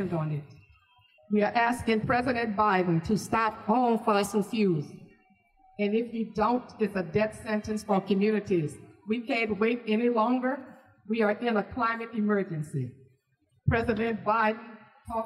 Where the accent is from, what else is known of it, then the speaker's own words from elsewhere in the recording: St. James, Louisiana, United States; I'm from St. James, Louisiana, also known as Cancer Alley.